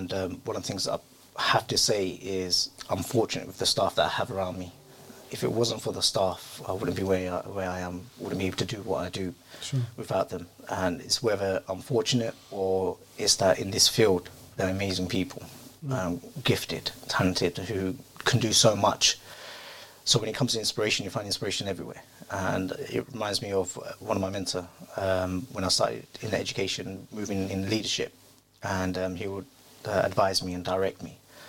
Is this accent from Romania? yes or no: no; London, United Kingdom; I grew up in South London, didn't have many Muslims around.